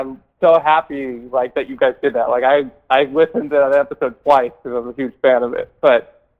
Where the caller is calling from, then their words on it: New Jersey, United States; I'm calling from New Jersey.